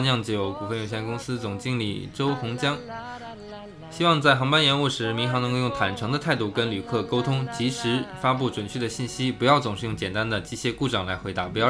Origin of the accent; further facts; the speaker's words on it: a small border city in Northeast China, China; now in Shanghai, China; 我老家，我是在东北的一个边陲的小城市啊